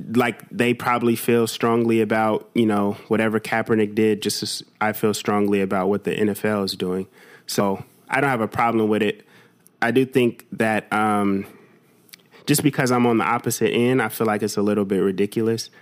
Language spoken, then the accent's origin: English; United States; I'm American